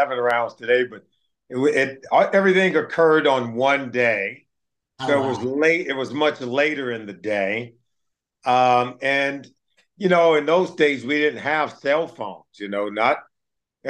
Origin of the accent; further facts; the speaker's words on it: California, United States; I'm a California kid growing up on the West Coast